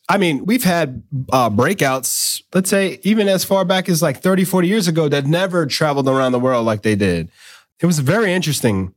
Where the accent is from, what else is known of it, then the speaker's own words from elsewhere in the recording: New York, United States; when I was a kid growing up in New York